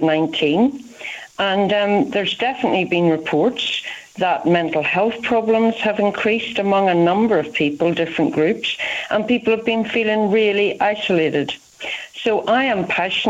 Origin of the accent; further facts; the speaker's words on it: Ireland; moved away as an adult; now in United Kingdom; you can hear from my accent, I'm not from England, I'm from Ireland